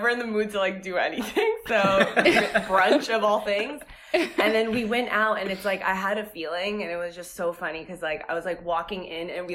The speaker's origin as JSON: {"language": "English", "town": "Pompton Lakes", "region": "New Jersey", "country": "United States", "tie": "born or raised there", "said": "I grew up in North Jersey in Pompton Lakes"}